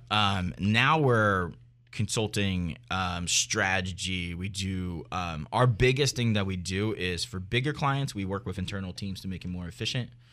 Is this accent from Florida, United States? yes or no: no; Philadelphia, Pennsylvania, United States; also born or lived in New York; I've been in the, in this industry for a very long time in Philly, so, and I love it. It's my hometown.